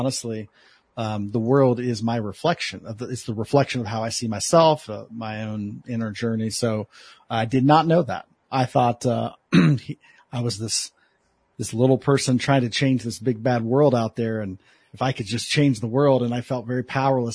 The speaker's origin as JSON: {"language": "English", "town": "Columbus", "region": "Ohio", "country": "United States", "tie": "born or raised there", "moved": "yes", "lives_now": "Los Angeles area, United States", "said": "I'm originally from Columbus, Ohio"}